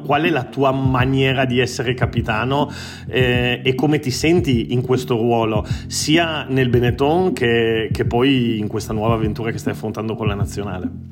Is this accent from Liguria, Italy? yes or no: no; Treviso, Veneto, Italy; moved away as an adult; also born or lived in Turin; now in Barcelona, Spain; Io sono nato a Torino ma cresciuto a Treviso